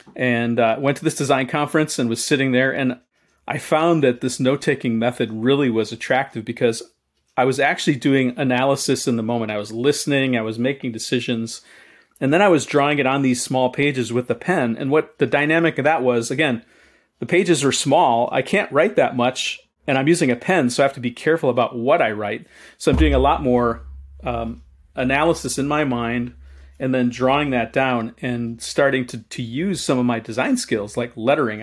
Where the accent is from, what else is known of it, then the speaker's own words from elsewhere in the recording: Chicago, Illinois, United States; as a kid, I lived, I grew up in Chicago